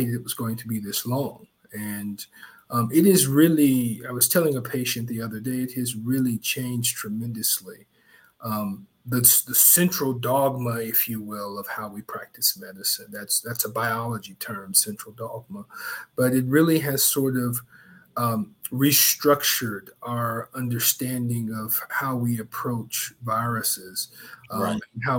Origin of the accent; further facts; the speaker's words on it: Augusta, Georgia, United States; my hometown and my home church in Augusta, the Macedonia Church of Augusta